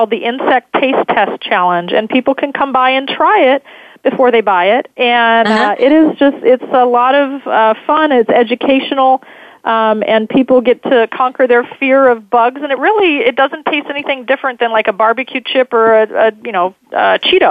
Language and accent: English; California, United States; growing up in California